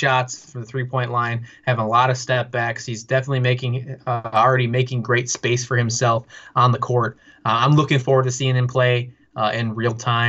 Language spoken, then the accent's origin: English; United States; as an American